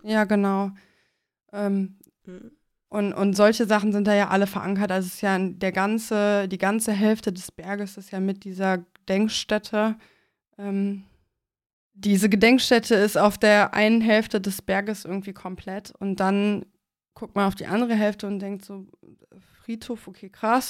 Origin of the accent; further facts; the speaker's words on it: Mönchengladbach, North Rhine-Westphalia, Germany; meiner Heimatstadt, ähm, Mönchengladbach